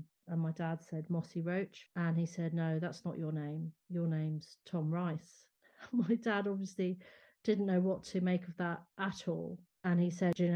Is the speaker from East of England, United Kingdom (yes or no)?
no; London, United Kingdom; also born or lived in Ireland; having Irish parents, but being brought up in London